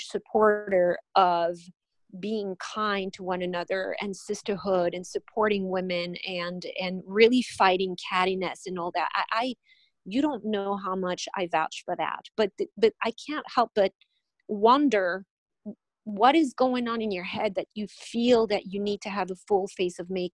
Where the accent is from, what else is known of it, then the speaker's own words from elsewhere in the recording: France; moved away as an adult; now in Miami, United States; I'm originally from France. I've been in this country for 19 years